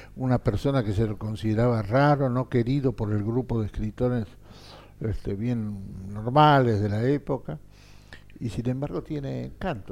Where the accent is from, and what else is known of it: Argentina